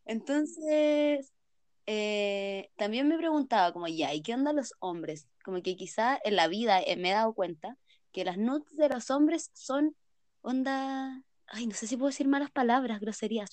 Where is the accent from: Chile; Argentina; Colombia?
Chile; San Felipe, Valparaíso; soy de San Felipe, somos de Chile